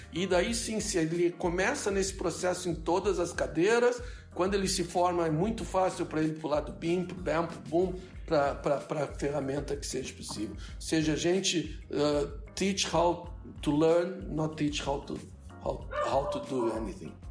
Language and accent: Portuguese; Brazil; moved away as an adult; now in United States; eu saí do Brasil há mais de 30 anos